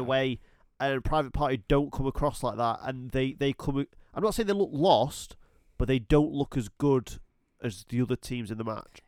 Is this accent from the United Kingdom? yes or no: yes; United Kingdom; I was born and raised in the United Kingdom